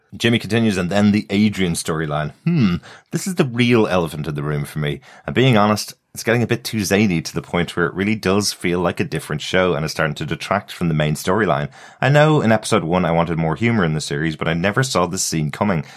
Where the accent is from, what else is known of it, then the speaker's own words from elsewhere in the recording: Ireland; I'm Irish